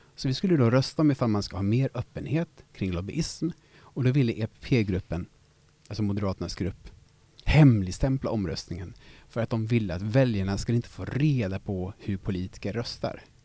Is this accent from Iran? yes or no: no; Gothenburg, Västra Götaland, Sweden; som göteborgare